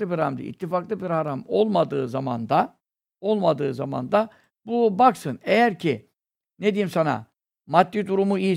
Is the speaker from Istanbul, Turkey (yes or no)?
yes; Istanbul, Turkey; Burada kasten burada doğdum, büyüdüm.